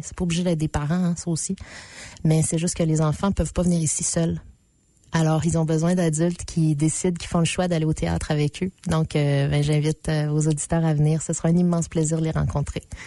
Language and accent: French; Abitibi, Quebec, Canada; je viens de l'Abitibi, qui en ce moment est la région qui brûle